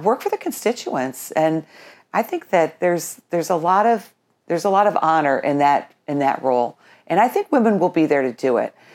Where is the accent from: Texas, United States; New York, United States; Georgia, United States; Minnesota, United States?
New York, United States; Colonie; moved away as an adult; now in Burnt Hills, United States; my whole family, uh, growing up in Colony, we all worked for the town of Colony